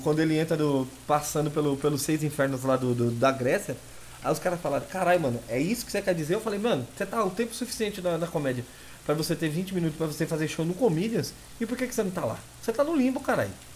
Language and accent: Portuguese; São Paulo, Brazil; Eu sou nascido e criado em São Paulo